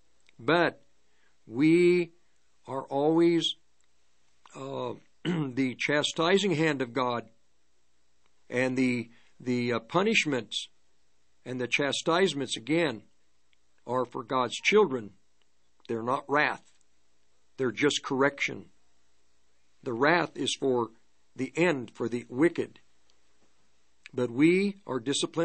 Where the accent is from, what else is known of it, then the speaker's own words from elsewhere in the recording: Longmont, Colorado, United States; I grew up in Longmont